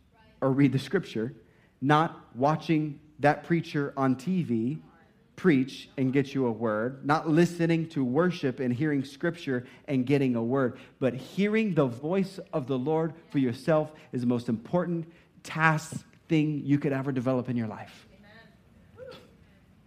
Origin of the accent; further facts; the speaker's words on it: Indiana, United States; moved away; I was from Indiana. We just played basketball.